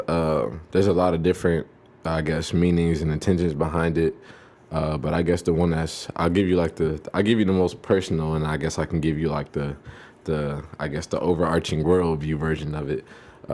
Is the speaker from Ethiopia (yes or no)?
no; Savannah, Georgia, United States; I'm from Savannah, Georgia.